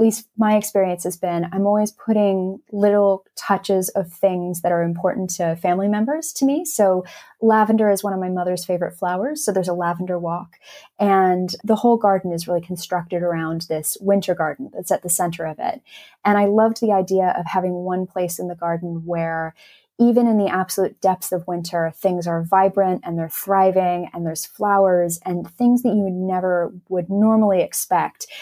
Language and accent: English; Los Angeles, California, United States; moved away as an adult; now in England; I grew up in Los Angeles